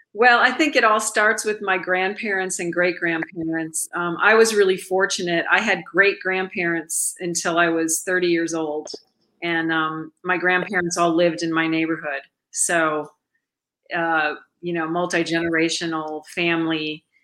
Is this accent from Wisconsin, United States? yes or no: yes; Milwaukee, Wisconsin, United States; moved away; my hometown, which is Milwaukee, Wisconsin